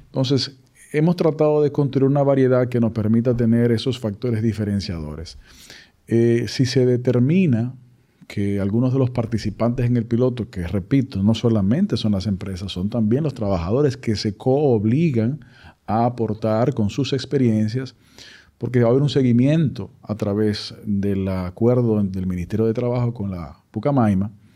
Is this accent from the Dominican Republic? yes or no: yes; Dominican Republic; la realidad nuestra como sociedad dominicana